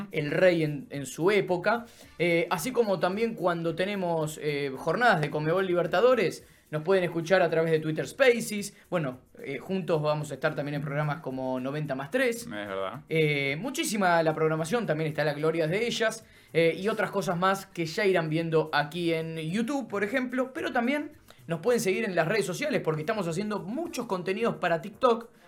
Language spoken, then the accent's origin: Spanish; Argentina; nosotros que somos argentinos, yo no conozco Colombia. Eh, pero nosotros que somos argentinos vamos a un estadio